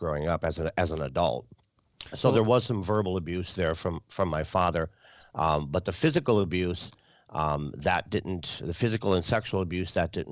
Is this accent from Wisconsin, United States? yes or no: yes; Wisconsin, United States; also born or lived in North Dakota; I was born in North Dakota, and I lived most of my life in Wisconsin